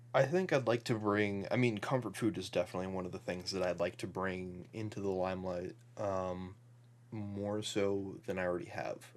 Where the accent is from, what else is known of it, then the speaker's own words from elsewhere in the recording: Midwest, United States; we're both from the Midwest